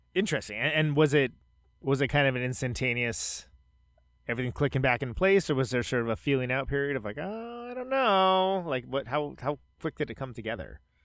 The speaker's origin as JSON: {"language": "English", "area": "Bay Area", "region": "California", "country": "United States", "moved": "yes", "said": "I'm from the Bay Area, uh, originally"}